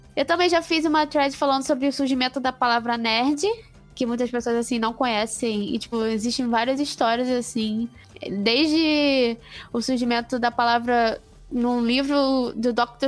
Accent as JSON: {"language": "Portuguese", "region": "Rio de Janeiro", "country": "Brazil", "said": "eu, como sou do Rio de Janeiro"}